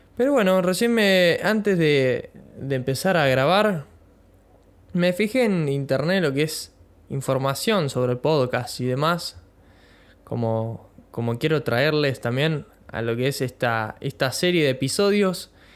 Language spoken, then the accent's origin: Spanish; Bahía Blanca, Buenos Aires Province, Argentina; soy de Bahía Blanca, provincia de Buenos Aires